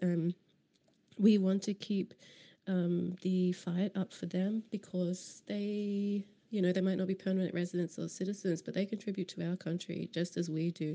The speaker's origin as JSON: {"language": "English", "region": "Queensland", "country": "Australia", "moved": "yes", "lives_now": "Berlin, Germany", "said": "as a Queenslander"}